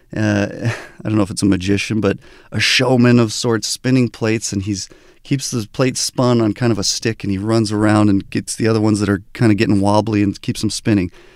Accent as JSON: {"language": "English", "town": "Albuquerque", "region": "New Mexico", "country": "United States", "tie": "born or raised there", "also_born_or_lived": "Southern California", "said": "I was born in Southern California, but grew up in Albuquerque, New Mexico"}